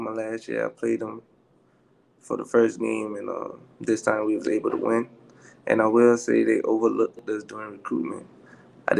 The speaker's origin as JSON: {"language": "English", "town": "Beaufort", "region": "South Carolina", "country": "United States", "moved": "as an adult", "lives_now": "Jackson, Mississippi, United States", "said": "I'm from Beaufort, South Carolina. Come from a good family"}